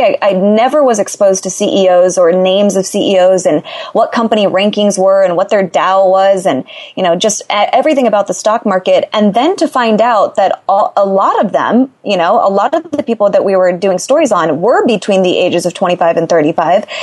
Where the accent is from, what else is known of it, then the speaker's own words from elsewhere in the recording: Los Angeles, California, United States; I'm from Los Angeles, born and raised